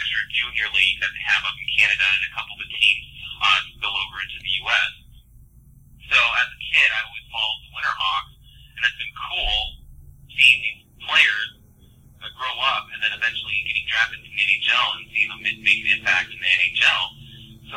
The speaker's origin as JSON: {"language": "English", "town": "Vancouver", "region": "Washington", "country": "United States", "tie": "born or raised there", "said": "But I grew up in Vancouver, Washington, which is just north of Portland, Oregon by about 5-10 minutes"}